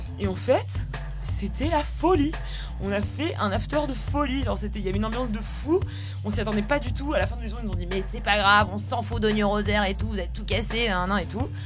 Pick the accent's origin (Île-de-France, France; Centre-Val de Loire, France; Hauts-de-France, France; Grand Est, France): Île-de-France, France; Paris; nous on est à Paris parce que parce que parce qu'on est parisien parce qu'on a notre famille ici aussi